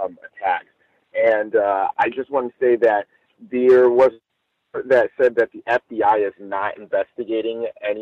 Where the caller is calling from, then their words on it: Los Angeles, California, United States; I'm calling live from Los Angeles